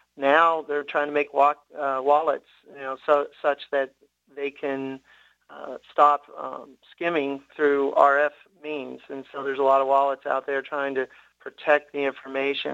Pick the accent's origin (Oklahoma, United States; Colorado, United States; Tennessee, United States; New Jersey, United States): Tennessee, United States; born and raised in Tennessee